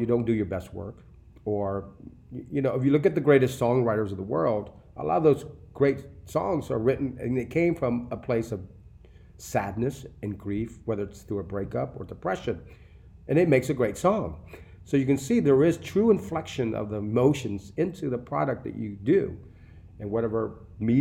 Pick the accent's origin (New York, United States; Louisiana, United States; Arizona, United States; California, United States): Louisiana, United States; New Orleans; I grew up in New Orleans.